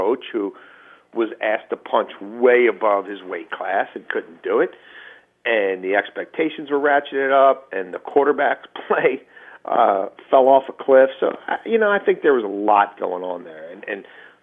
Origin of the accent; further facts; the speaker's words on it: Baltimore, Maryland, United States; I'm born and raised in Baltimore